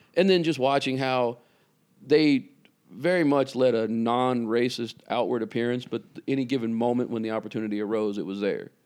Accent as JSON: {"language": "English", "town": "Vicksburg", "region": "Mississippi", "country": "United States", "tie": "born or raised there", "moved": "yes", "said": "I was raised in Mississippi, a town called Vicksburg, Mississippi."}